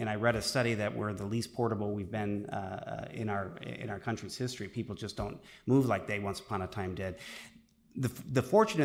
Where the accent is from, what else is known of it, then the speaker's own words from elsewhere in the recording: Beloit, Wisconsin, United States; I'm from Beloit, so that's close to Janesville. A lot of my high school class went and worked up in Janesville